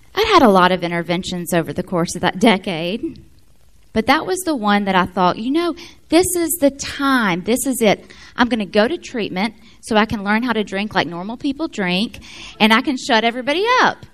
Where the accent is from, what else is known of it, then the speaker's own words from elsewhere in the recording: Memphis, Tennessee, United States; also born or lived in Florence, Alabama; I'm from Florence. We moved to Memphis in 81. I was one